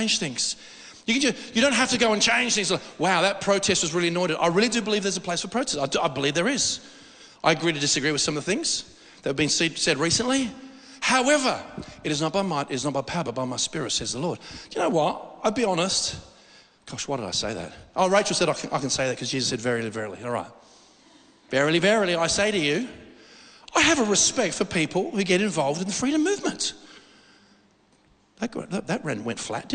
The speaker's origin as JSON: {"language": "English", "country": "Australia", "said": "I'm as Australian as anybody"}